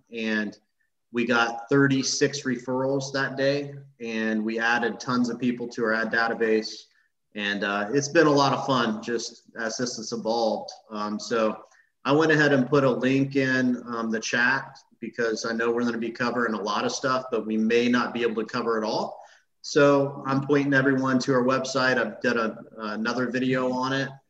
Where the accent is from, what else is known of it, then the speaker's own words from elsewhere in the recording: Illinois, United States; moved away as an adult; now in Tampa Bay, United States; I grew up in Illinois.